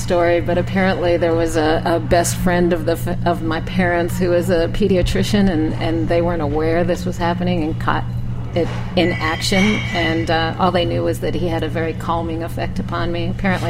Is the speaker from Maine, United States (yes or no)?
yes; Maine, United States; also born or lived in Connecticut; now in New Orleans, United States; I went to Hamden High School in Connecticut, although I'm not from Connecticut. I'm from Maine.